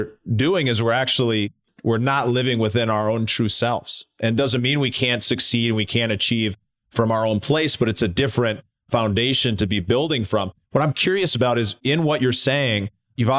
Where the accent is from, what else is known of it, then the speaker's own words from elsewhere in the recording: Minneapolis, Minnesota, United States; Minneapolis, my hometown.